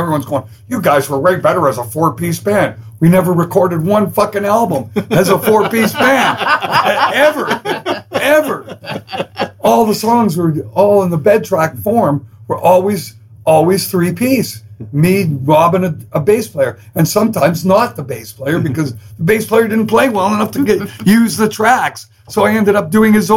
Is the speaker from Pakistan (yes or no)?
no; Canada; I'm Canadian